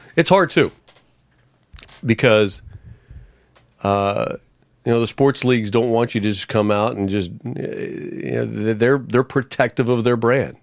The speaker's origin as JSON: {"language": "English", "town": "Arlington", "region": "Texas", "country": "United States", "tie": "born or raised there", "also_born_or_lived": "Missouri / Detroit, Michigan / Nashville, Tennessee", "moved": "as an adult", "lives_now": "Philadelphia, United States", "said": "growing up in Arlington, Texas"}